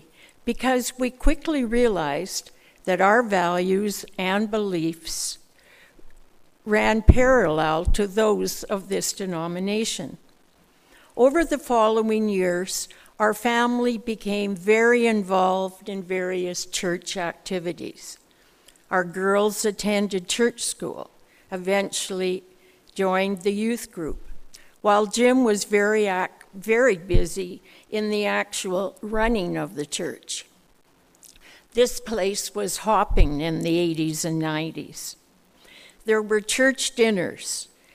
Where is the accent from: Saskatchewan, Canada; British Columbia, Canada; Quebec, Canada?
Saskatchewan, Canada; Saskatoon; I was born and raised in Saskatoon